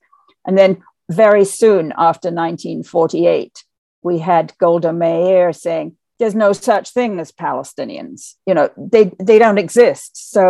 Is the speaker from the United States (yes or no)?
no; England, United Kingdom; I grew up in England